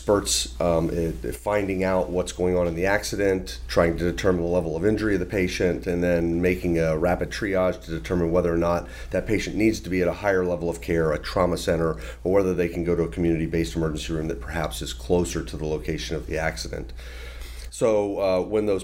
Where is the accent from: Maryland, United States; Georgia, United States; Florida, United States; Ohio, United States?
Florida, United States; Tampa Bay area; also born or lived in Philadelphia, United States; I am from the Tampa Bay area originally.